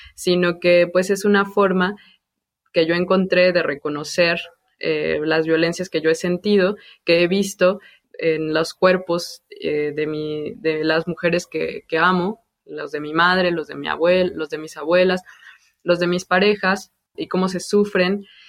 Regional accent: Mexico City, Mexico; yo crecí en Santa Úrsula Cuapa, bueno, en el barrio de La Ruiz y después en la colonia vecina.

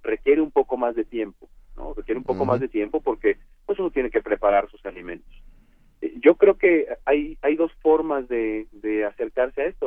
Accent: Mexico; en México por definición somos hispanos

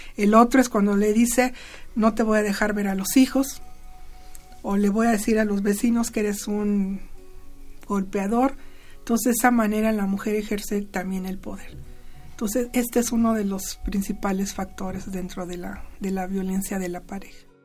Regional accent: Mexico

